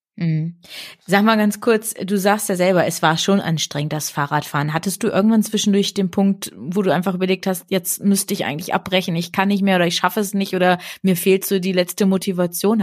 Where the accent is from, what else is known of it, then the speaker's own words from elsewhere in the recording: Bad Lauterberg, Lower Saxony, Germany; Ich bin in Bad Lauterberg groß geworden, das ist ja im Südharz